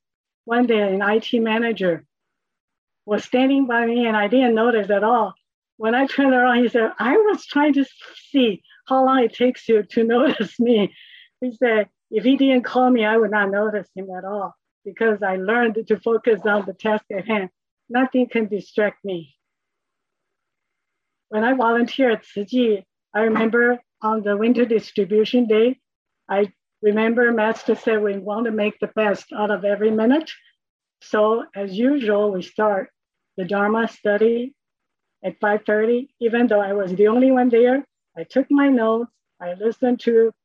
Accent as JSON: {"language": "English", "country": "Taiwan", "tie": "born or raised there", "said": "I grew up in Taiwan with a family of six"}